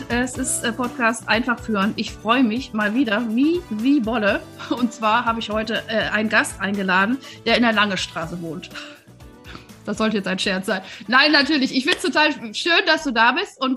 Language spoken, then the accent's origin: German; Wuppertal, North Rhine-Westphalia, Germany; Ich bin tatsächlich als Kind in der Lange Straße groß geworden, in Wuppertal wohlgemerkt